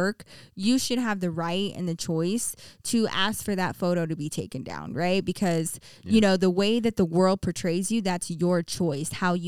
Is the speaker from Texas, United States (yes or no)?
yes; Texas, United States; I grew up in Texas. We had nothing but hardwood floors.